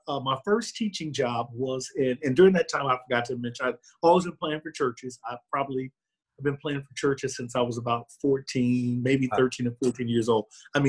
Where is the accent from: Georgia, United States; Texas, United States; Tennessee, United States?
Texas, United States; Houston; I am originally from Houston, Texas, and I'm a graduate of Prairie View A&M University, which is about 45 miles northwest of Houston.